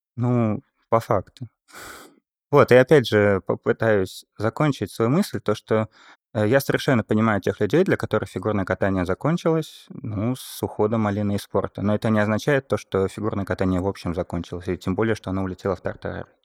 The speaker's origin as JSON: {"language": "Russian", "region": "Saint Petersburg", "country": "Russia", "tie": "born or raised there", "said": "я родом из Петербурга"}